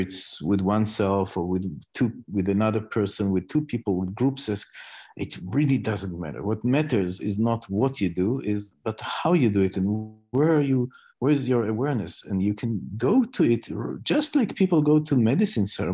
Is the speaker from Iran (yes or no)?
no; Israel; I come from Israel